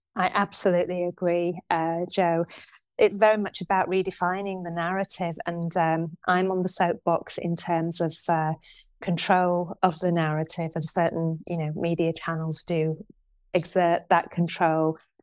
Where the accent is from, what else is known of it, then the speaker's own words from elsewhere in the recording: Shipley, Yorkshire and the Humber, United Kingdom; I grew up in Shipley